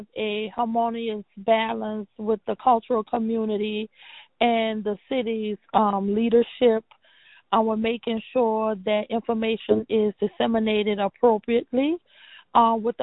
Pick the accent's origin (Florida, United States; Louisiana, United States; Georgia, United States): Louisiana, United States; New Orleans; Born and raised in New Orleans